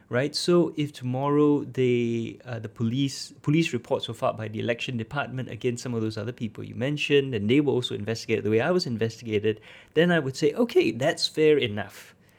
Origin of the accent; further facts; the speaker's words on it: Singapore; as a Singaporean